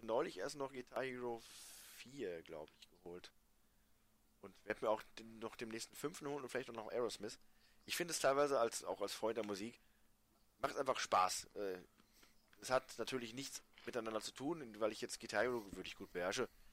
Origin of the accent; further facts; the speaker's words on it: Germany; als Deutscher